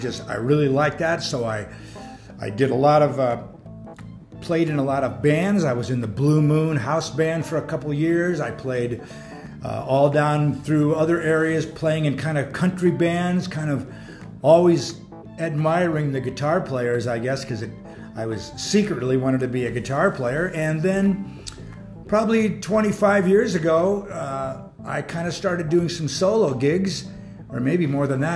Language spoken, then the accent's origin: English; San Francisco, California, United States; moved away as an adult; also born or lived in Santa Rosa, California; now in Bigfork, United States; I was born in San Francisco.